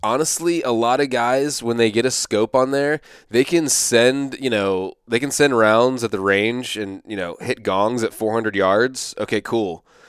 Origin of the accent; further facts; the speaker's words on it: East Coast, United States; I'm from the East Coast